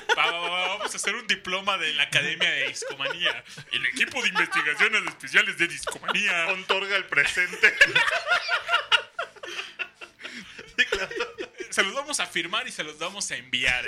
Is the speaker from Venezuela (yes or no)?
no; Mexico City, Mexico; como buen defeño